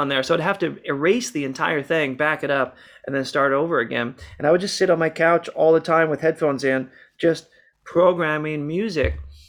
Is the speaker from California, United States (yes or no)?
no; Seattle, Washington, United States; And we've been partnered in music for a really long time, growing up in Seattle.